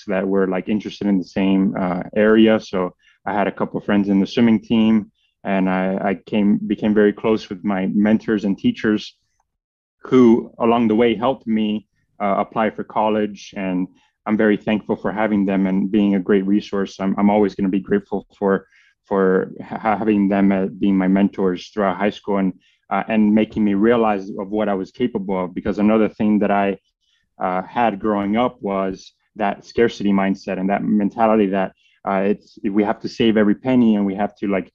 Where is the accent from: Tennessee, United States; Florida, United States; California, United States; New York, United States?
Florida, United States; Miami; first language Spanish; English is a second language; moved away as an adult; now in Arizona, United States; I'm born and raised in Miami, Florida, son of two Cuban refugees who left Cuba after the revolution